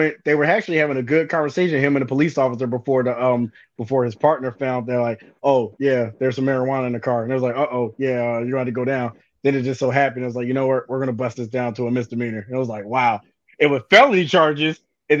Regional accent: Philadelphia, Pennsylvania, United States; Hey, we're from Philly. We're from Philly. No one likes us. We don't care.

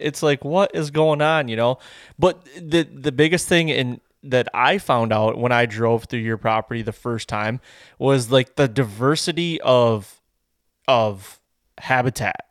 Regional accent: Michigan, United States; I'm from Michigan

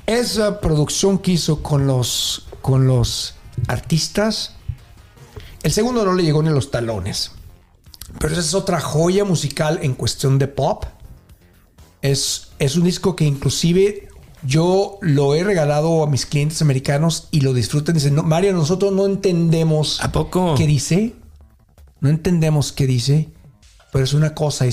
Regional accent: Mexico; moved away; nosotros como latinos mexicanos

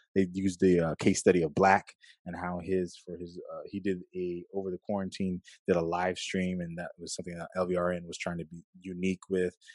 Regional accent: Los Angeles, California, United States; I'm from California, from LA area

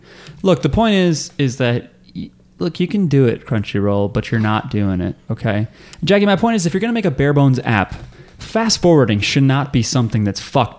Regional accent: Belgium; now in United States; But now I'm a citizen. {S2} What? {S1} That's right, I'm from Belgium originally.

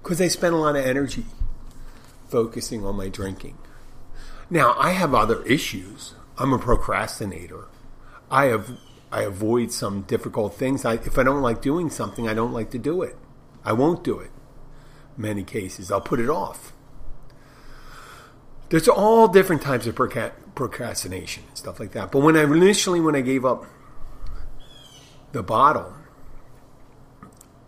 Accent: Philadelphia, Pennsylvania, United States; moved away as an adult; my hometown, Philadelphia

